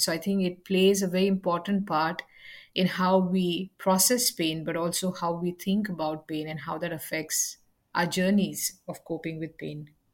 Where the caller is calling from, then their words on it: Adelaide, South Australia, Australia; I'm calling in from Adelaide, South Australia